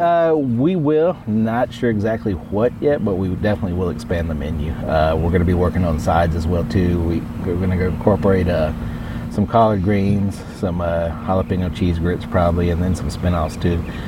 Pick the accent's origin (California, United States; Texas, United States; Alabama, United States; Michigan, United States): Texas, United States; Austin; I was originally from West Texas and then grew up in Austin